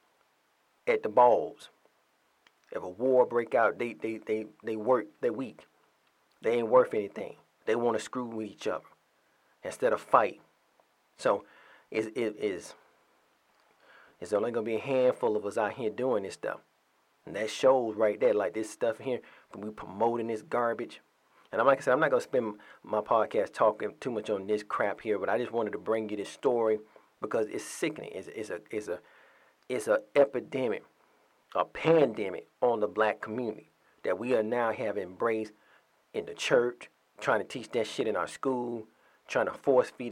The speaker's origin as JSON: {"language": "English", "town": "Atlanta", "region": "Georgia", "country": "United States", "tie": "born or raised there", "said": "My home state, my home city, a cesspool"}